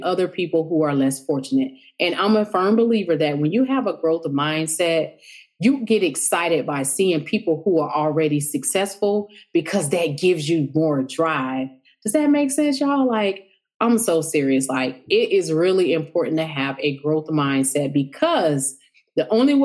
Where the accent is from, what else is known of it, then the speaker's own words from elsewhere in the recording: the South, United States; I'm from the South.